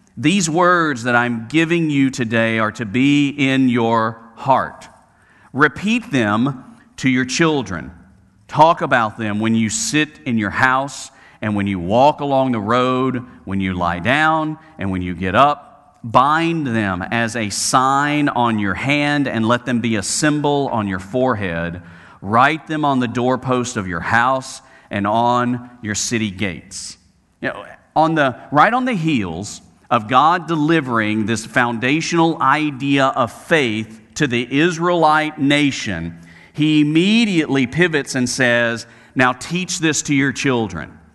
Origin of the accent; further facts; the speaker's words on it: Birmingham, Alabama, United States; I was a youth minister at a church in my hometown of Birmingham, Alabama